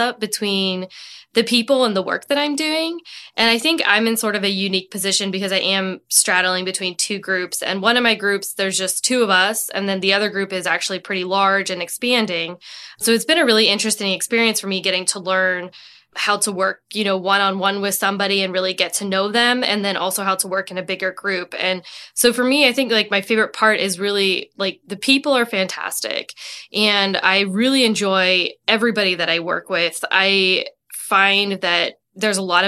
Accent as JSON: {"language": "English", "town": "Pittsburgh", "region": "Pennsylvania", "country": "United States", "also_born_or_lived": "London / Lexington, Virginia", "moved": "as an adult", "said": "I'm from Pittsburgh"}